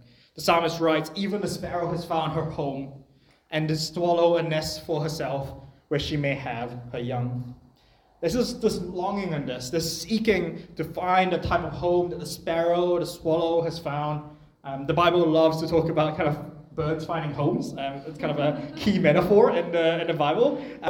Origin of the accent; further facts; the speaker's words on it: New Zealand; also born or lived in Malaysia; I was born in New Zealand, I moved back to Malaysia when I was 3, and then I moved back here when I was 13